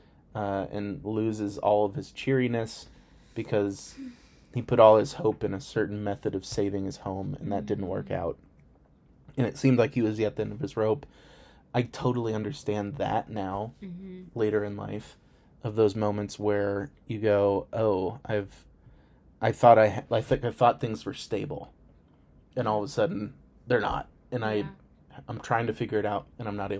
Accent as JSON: {"language": "English", "country": "United States", "said": "I'm too American"}